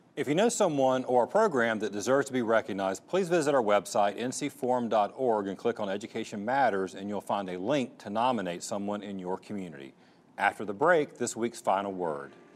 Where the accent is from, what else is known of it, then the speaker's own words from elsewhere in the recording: Fayetteville, North Carolina, United States; I grew up in Fayetteville.